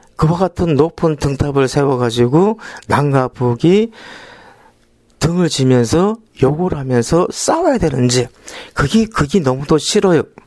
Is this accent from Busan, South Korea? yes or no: yes; Busan, South Korea; 저는 부산에서 올라온